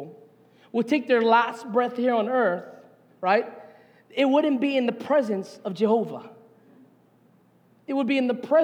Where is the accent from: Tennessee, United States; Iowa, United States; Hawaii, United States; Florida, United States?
Hawaii, United States; Hilo; As a Hawaiian by blood, born and raised here